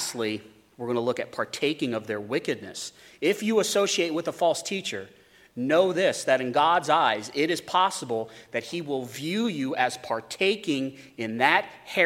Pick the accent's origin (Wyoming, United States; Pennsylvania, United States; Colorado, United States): Wyoming, United States; Growing up in Wyoming, there's a lot of sheep